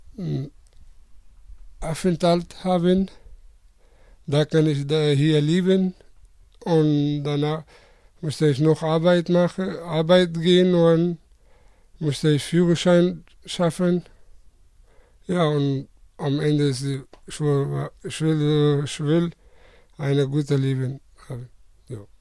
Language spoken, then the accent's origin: German; Afghanistan; German is a second language; moved away as an adult; now in Germany; ich komme aus Afghanistan